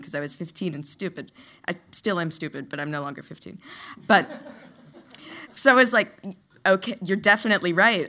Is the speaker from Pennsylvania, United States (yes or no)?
no; New Orleans, Louisiana, United States; I grew up in Louisiana, in the city of New Orleans